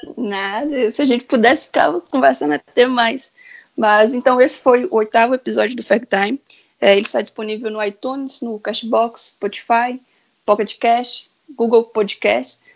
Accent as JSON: {"language": "Portuguese", "region": "interior of Minas Gerais", "country": "Brazil", "said": "eu sou do interior de Minas"}